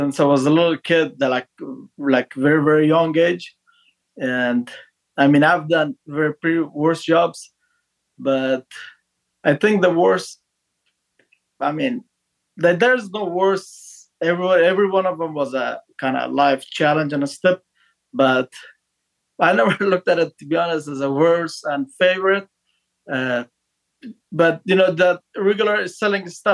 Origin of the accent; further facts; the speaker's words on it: northern Afghanistan, Afghanistan; English is a second language; moved away as an adult; I was born in northern Afghanistan in a small village